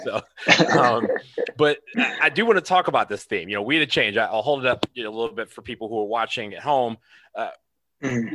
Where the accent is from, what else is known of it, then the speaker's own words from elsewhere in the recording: Detroit, Michigan, United States; I'm from Detroit, one of one of Detroit's finest